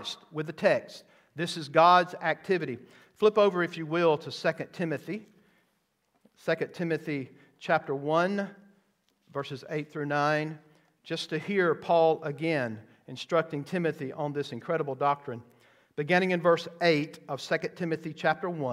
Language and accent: English; the South, United States; I grew up in the South